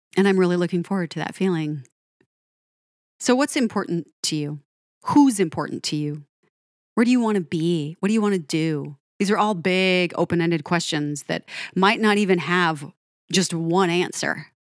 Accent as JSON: {"language": "English", "town": "Denver", "region": "Colorado", "country": "United States", "tie": "born or raised there", "also_born_or_lived": "Pacific Northwest", "moved": "as an adult", "said": "I grew up in Denver"}